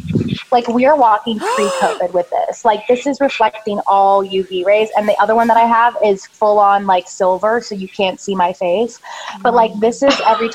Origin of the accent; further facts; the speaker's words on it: Canada; now in Los Angeles, United States; And when I came into LA from Canada, I don't know what it was, probably like stress, nerves, different air quality, all of that.